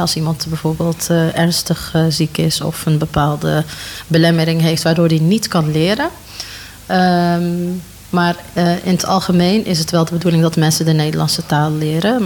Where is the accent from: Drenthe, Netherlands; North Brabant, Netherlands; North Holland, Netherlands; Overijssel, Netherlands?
North Brabant, Netherlands; 's-Hertogenbosch; ik eh, ben eh, geboren en opgegroeid in Den Bosch